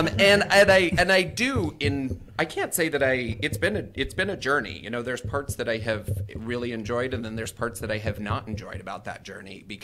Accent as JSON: {"language": "English", "region": "North Idaho", "country": "United States", "tie": "born or raised there", "also_born_or_lived": "Phoenix, Arizona", "moved": "as an adult", "said": "I had grown up in the Pacific Northwest and, you know, we lived in a small town in Idaho"}